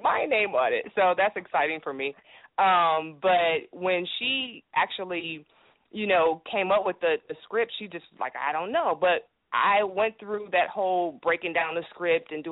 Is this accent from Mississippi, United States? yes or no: no; Cleveland, Ohio, United States; now in Atlanta, United States; I'm from Euclid East. I mean, like, for real, Cleveland